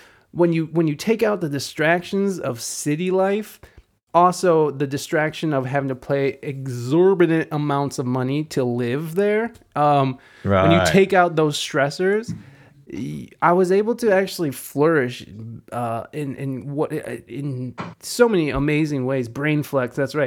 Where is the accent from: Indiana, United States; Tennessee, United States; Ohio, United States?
Ohio, United States; Toledo; moved away; also born or lived in San Diego, California; I moved from San Diego, California, back to Toledo about 3 years ago.